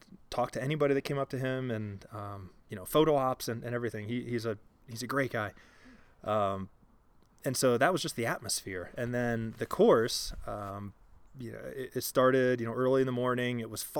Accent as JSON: {"language": "English", "town": "Columbus", "region": "Ohio", "country": "United States", "lives_now": "Littleton, United States", "said": "So I'm originally from Ohio, and we're here actually sitting in Littleton, Colorado now."}